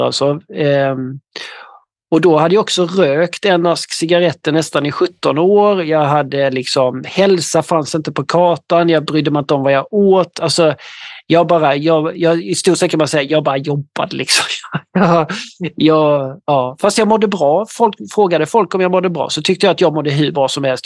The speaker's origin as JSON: {"language": "Swedish", "town": "Ronneby", "region": "Blekinge", "country": "Sweden", "said": "Jag kommer ifrån eh, södra Sverige, i något som heter Ronneby i, i länet Blekinge"}